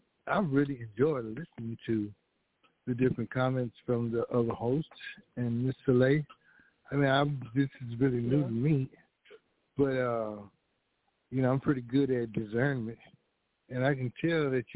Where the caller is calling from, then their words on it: Fort Worth, Texas, United States; And I'm calling from Fort Worth.